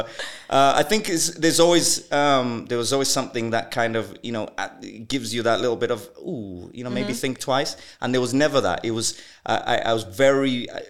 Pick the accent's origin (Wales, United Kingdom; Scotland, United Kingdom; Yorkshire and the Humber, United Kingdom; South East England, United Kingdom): Wales, United Kingdom; also born or lived in Zambia / Malawi; I was born in Zambia. We moved to Malawi. In Malawi, my dad passes away. I'm 9 years old. My mom's left with 5 kids to raise. We moved to UK, to Wales.